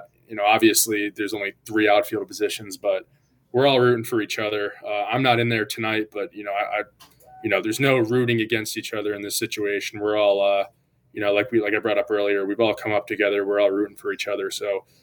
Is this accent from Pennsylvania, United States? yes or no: yes; Scranton, Pennsylvania, United States; moved away as an adult; I'm from Scranton